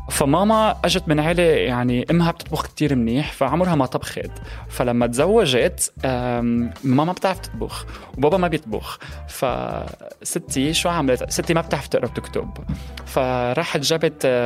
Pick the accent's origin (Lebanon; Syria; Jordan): Syria; Aleppo, Aleppo Governorate; also born or lived in Egypt / Turkey; now in United Kingdom; من حلب سوريا